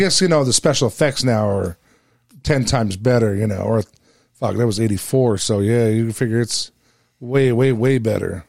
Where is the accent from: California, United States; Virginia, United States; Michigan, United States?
California, United States; West Coast; I'm from California